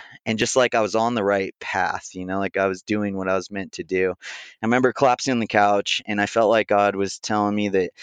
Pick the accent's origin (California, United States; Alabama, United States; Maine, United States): California, United States; Big Bear Lake; I grew up in Big Bear Lake in Southern California